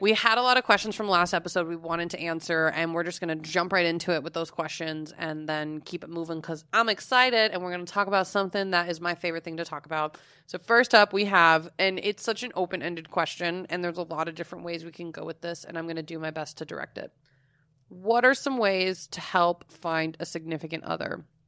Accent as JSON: {"language": "English", "region": "Florida", "country": "United States", "said": "I'm from Florida."}